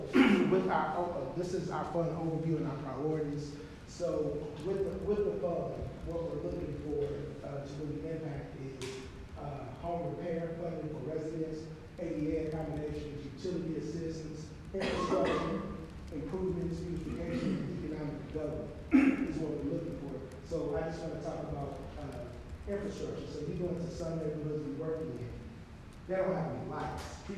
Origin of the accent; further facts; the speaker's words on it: United States; I chose to live in O5 neighborhood, because that's where I grew up in Walnut Park and in O5